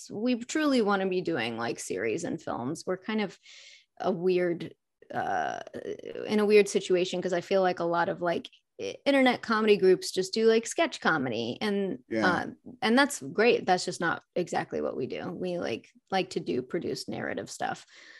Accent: Fayetteville, Arkansas, United States; now in Los Angeles, United States; I'm from Arkansas, but I've lived in LA for quite a few years now.

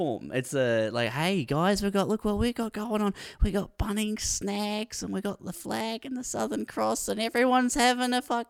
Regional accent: New Zealand

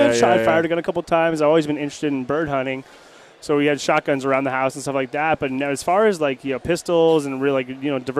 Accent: San Diego, California, United States; also born or lived in Orange County, California; I'm originally born in Orange County, but I went to high school and I grew up in San Diego for the most part, County

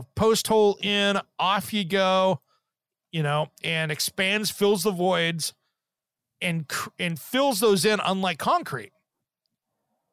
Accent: Eastern Washington, United States; when I grew up in Eastern Washington

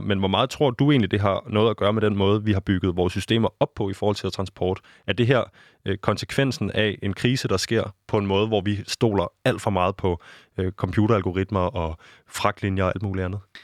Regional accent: Denmark; nu er jeg jo dansker

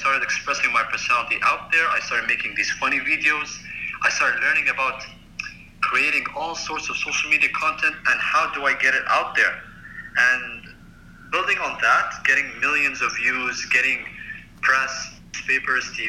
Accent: United Arab Emirates; I am from the United Arab Emirates

